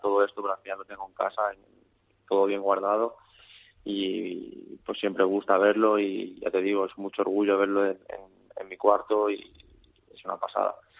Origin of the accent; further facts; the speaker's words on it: Calvià, Balearic Islands, Spain; yo soy de Calviá